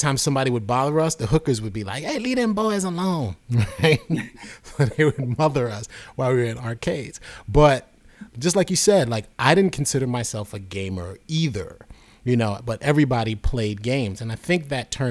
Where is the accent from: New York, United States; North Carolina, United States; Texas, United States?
New York, United States; New York City; I grew up in New York City